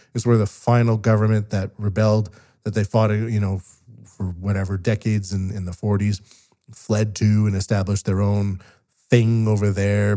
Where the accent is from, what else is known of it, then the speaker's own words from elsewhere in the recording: West Coast of Canada, Canada; now in Japan; I'm a Canadian from the West Coast living in Japan